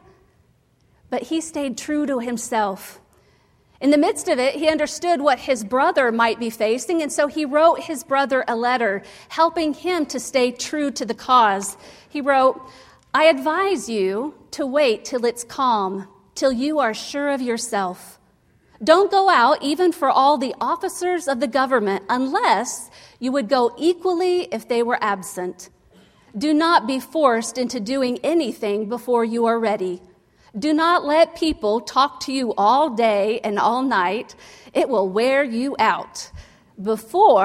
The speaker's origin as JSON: {"language": "English", "town": "Dayton", "region": "Ohio", "country": "United States", "tie": "born or raised there", "said": "I was born in Dayton, Ohio"}